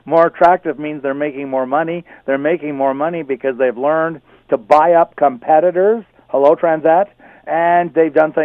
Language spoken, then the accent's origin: English; Canada; I'm a Canadian